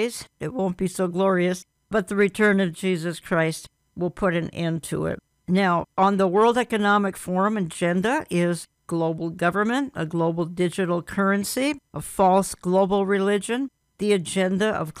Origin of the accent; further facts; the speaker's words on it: Minneapolis, Minnesota, United States; Here in my hometown of Minneapolis